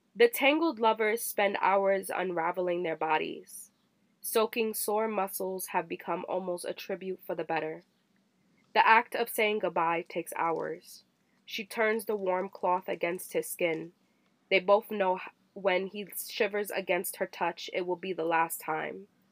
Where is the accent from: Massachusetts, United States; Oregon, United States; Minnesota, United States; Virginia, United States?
Virginia, United States; moved away; I grew up in Virginia